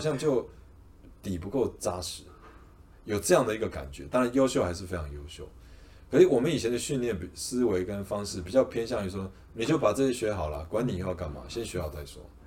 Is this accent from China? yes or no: no; Taipei, Taiwan; 我读书在台北，我在台北长大嘛，新，双北啦